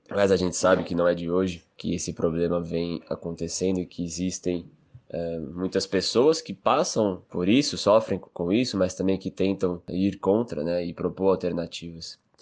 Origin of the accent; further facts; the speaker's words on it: São Paulo, Brazil; Eu sou natural de São Paulo, cresci e, enfim, passei toda a minha juventude no estado de São Paulo